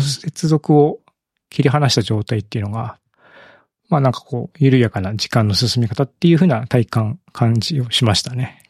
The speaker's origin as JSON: {"language": "Japanese", "region": "Ibaraki", "country": "Japan", "tie": "born or raised there", "moved": "yes", "lives_now": "Kyoto, Japan", "said": "僕、茨城県の生まれなんで"}